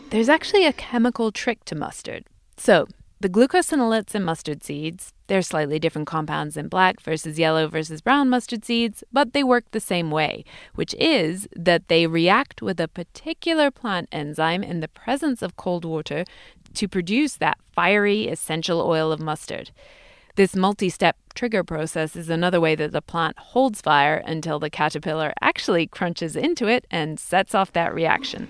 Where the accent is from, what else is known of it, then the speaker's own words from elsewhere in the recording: England, United Kingdom; moved away; In my home country